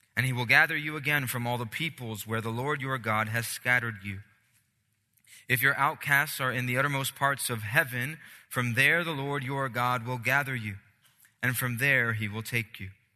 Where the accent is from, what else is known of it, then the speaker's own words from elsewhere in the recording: Puerto Rico; moved away; I'm Puerto Rican, I'm from the Caribbean